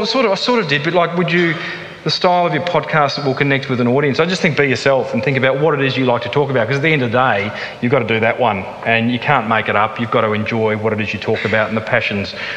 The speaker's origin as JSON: {"language": "English", "country": "Australia", "accent": "thick Aussie", "said": "my thick Aussie accent"}